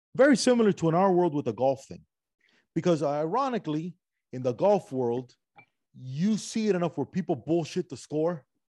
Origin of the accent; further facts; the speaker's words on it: Cuba; moved away; also born or lived in Spain / Miami; I'm from Cuba. I went from Cuba to Spain for a little bit, Miami.